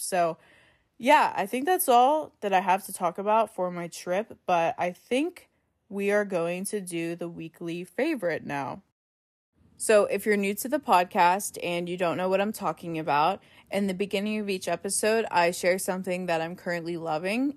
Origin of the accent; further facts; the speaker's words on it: Pittsburgh, Pennsylvania, United States; we're from Pittsburgh